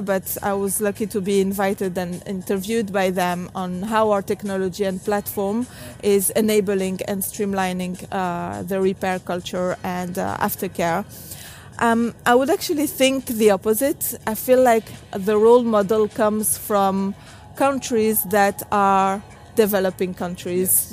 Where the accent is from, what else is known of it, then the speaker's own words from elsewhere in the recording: Tunisia; I grew up in Tunisia, a country in North Africa